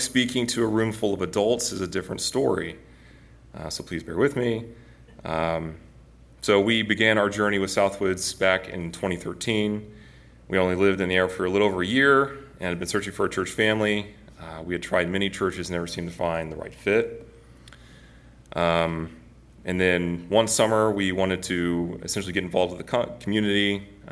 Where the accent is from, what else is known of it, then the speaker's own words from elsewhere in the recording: Northwest Arkansas, United States; I grew up in Northwest Arkansas for most of my life